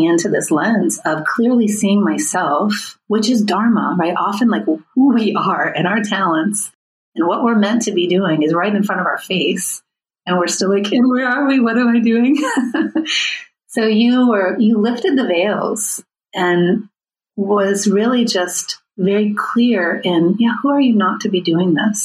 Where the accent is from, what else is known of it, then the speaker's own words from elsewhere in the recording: United States; myself as an American white woman